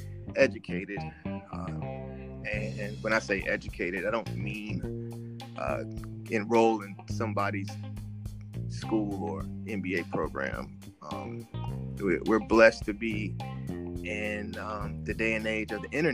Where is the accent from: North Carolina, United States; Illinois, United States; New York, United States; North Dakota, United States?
North Carolina, United States; moved away as an adult; now in Washington, D.C., United States; I'm from North Carolina